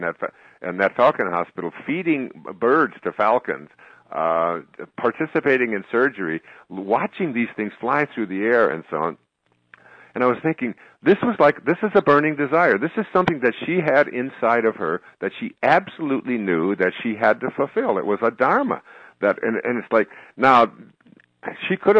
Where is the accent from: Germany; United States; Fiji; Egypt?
United States; Detroit, Michigan; I grew up in Detroit.